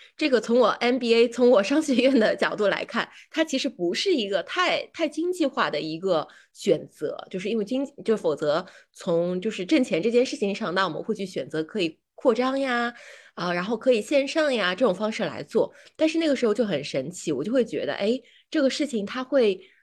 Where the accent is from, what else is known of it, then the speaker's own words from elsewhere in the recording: Shanghai, China; now in Beijing, China; 我是一个上海人